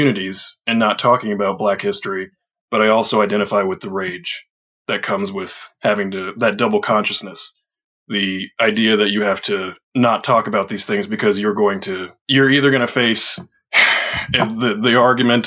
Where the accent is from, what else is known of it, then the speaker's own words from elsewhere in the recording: Edwardsville, Illinois, United States; growing up in Edwardsville, or Madison County in general